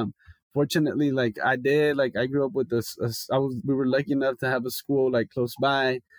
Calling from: Los Angeles, California, United States; I'm calling in from LA.

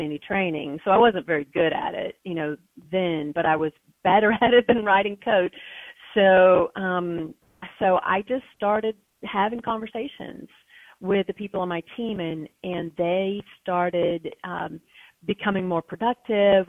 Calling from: West Lafayette, Indiana, United States; I'm calling in from here uh, from West Lafayette, Indiana, home of Purdue University

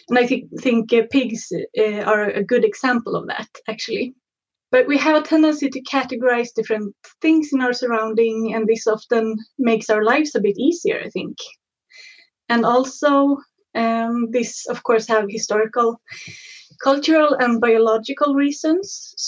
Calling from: Mullhyttan, Örebro County, Sweden; I'm calling from Mullhyttan, which is about half an hour outside of Örebro.

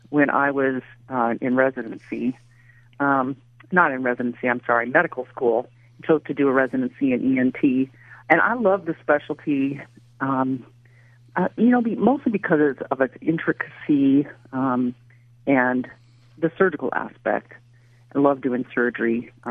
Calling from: Raleigh, North Carolina, United States; I'm actually currently in Raleigh, North Carolina.

